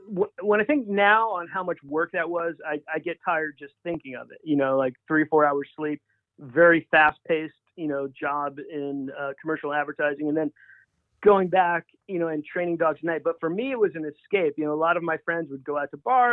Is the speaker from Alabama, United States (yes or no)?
no; Long Island, New York, United States; moved away as an adult; also born or lived in Alaska / Washington State; now in Washington, United States; Growing up in Long Island, New York, I sailed as a kid